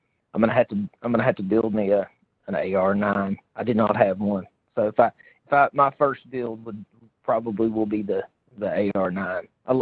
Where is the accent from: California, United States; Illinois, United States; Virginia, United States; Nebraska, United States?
Virginia, United States; Southwest; Hey man, we're from Southwest Virginia, dude. We're good old rednecks here too, man. I claim that with pride.